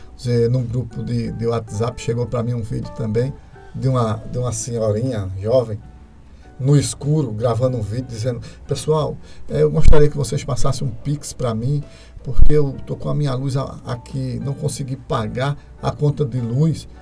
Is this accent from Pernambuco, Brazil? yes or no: yes; Carpina, Pernambuco, Brazil; eu nasci aqui em Carpina, nasci em Carpina em 1966, né? É, vou fazer 56 anos, né? E a gente fui criado aqui